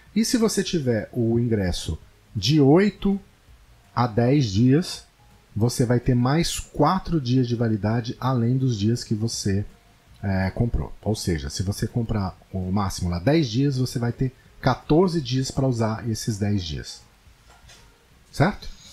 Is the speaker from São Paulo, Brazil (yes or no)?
yes; Paulista, São Paulo, Brazil; Em São Paulo, como eu sou paulista